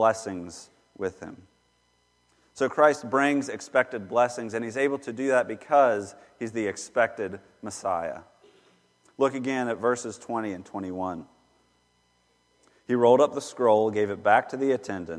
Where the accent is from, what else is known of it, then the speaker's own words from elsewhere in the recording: Charlotte, North Carolina, United States; Growing up in Charlotte